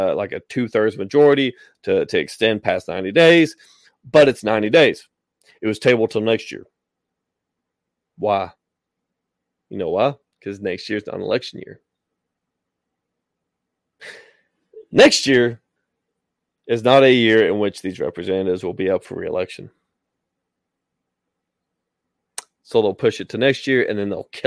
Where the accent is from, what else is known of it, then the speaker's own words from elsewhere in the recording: Tennessee, United States; My home state of Tennessee